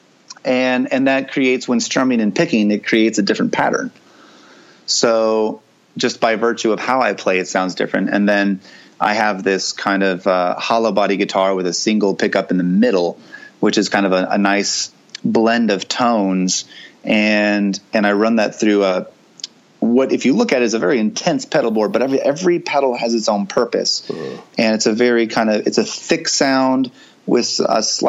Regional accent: the South, United States; accent: Southern twang; I was raised in the South, even though my parents are from the North. Uh-huh. And so there's a hint of Southern twang in my voice

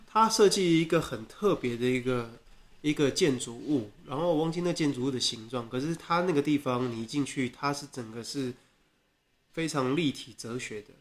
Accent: Taiwan; 台湾人就我跟我的朋友

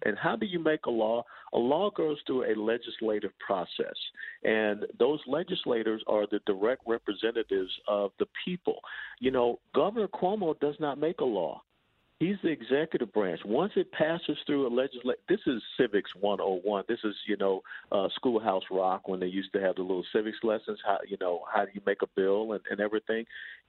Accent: Georgia, United States; moved away; to go back to Georgia December 15th, 16th to talk to my my birth state

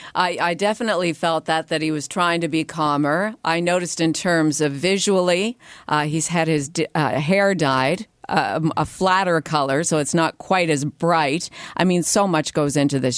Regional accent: Canada; we are Canadians

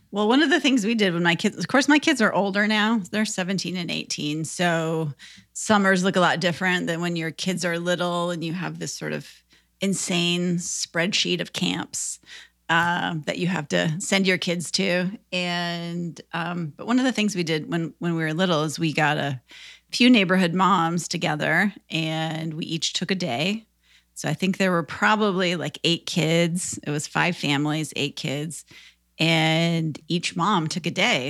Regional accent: Minnesota, United States; now in Nashville, United States; I grew up in Minnesota

